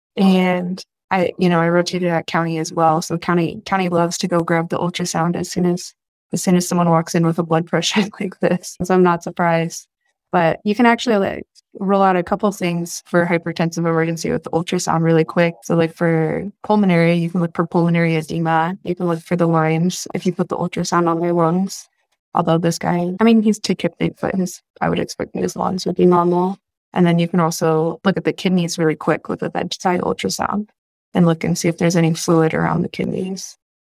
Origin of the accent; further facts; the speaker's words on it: Northern California, United States; moved away as an adult; also born or lived in San Diego; now in Chicago, United States; I am born and raised in California, born in a very small town in Northern California